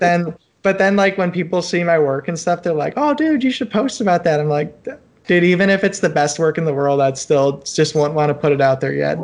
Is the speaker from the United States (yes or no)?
yes; Cleveland, Ohio, United States; moved away as an adult; now in Cincinnati, United States; I'm in Cincinnati. I grew up in Cleveland.